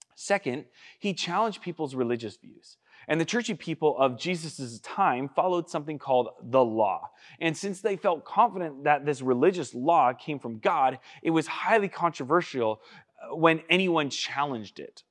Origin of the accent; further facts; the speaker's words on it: United States; I'm from Washington